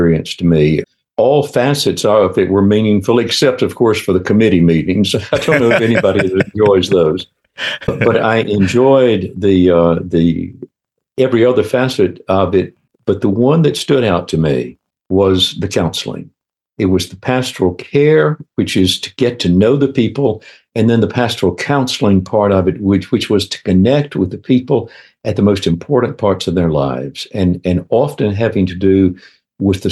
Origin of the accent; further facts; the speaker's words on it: Minden, Louisiana, United States; moved away as an adult; also born or lived in Baton Rouge, Louisiana; now in Atlanta, United States; I grew up in a little town in Louisiana, up in northwest Louisiana, a little town called Minden, outside of Shreveport.